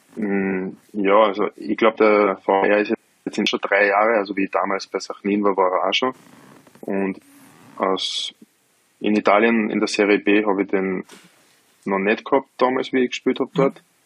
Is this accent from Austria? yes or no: yes; Lower Austria, Austria; mein erster Verein in Niederösterreich, wo ich herkomme